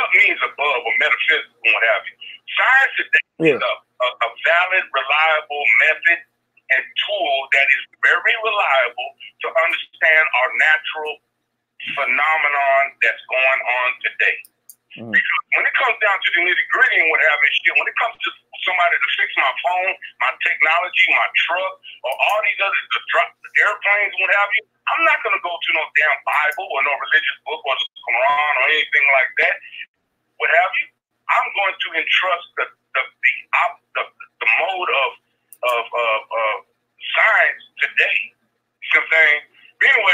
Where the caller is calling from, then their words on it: Oklahoma, United States; I'm calling from Oklahoma